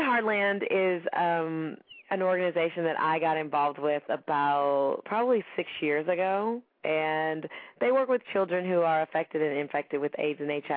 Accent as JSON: {"language": "English", "town": "Gallatin", "region": "Tennessee", "country": "United States", "tie": "born or raised there", "said": "I grew up in Nashville, Tennessee, and small town, well, actually a small town outside of Nashville called Gallatin, Tennessee."}